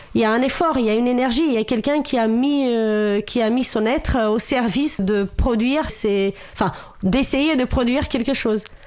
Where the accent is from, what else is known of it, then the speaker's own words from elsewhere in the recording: Romania; French is a second language; moved away as an adult; now in France; moi, je viens de Roumanie, à la base, je suis roumaine.